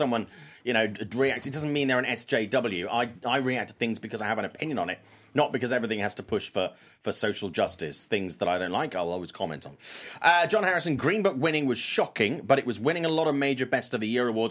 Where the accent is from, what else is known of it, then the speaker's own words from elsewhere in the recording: United Kingdom; I'm British